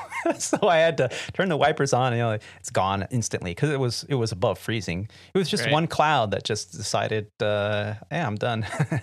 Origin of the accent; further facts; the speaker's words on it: California, United States; Yeah, sorry. We're from California. So, 62 degrees, and my family's all wearing hoodies and beanies.